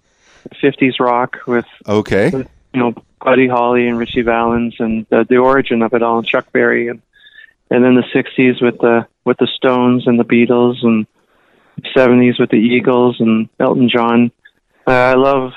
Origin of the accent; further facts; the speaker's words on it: Toronto, Ontario, Canada; now in Vancouver, Canada; I grew up in the Toronto area and then moved out to the West Coast